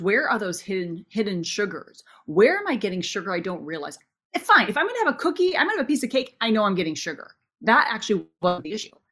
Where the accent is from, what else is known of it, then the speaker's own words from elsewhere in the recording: Minnesota, United States; I grew up in Minnesota